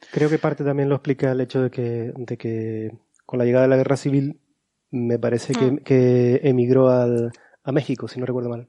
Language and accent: Spanish; Canary Islands, Spain; nosotros como canarios que era de Lanzarote